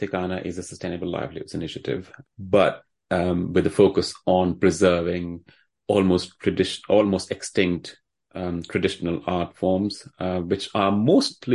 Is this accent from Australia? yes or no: no; Delhi, India; moved away; I grew up in the old city of Delhi